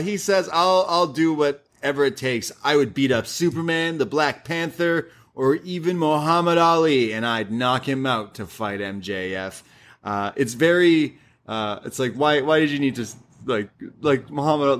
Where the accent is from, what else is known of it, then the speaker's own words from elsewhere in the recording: Canada; I'm Canadian